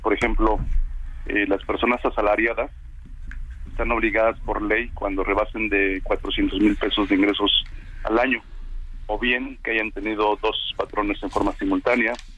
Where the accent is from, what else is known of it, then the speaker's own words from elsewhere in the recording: Mexico; nosotros como mexicanos